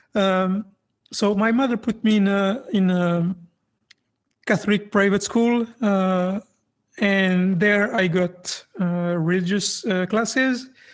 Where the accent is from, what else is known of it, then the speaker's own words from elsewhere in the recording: France; I grew up in France, and France is a very, very secular country.